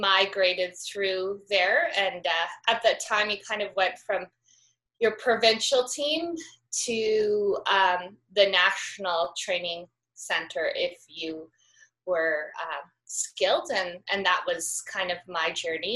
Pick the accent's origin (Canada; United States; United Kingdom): Canada; Calgary, Alberta; I'm from Canada, so in the Rockies. I grew up in Calgary, which is a big city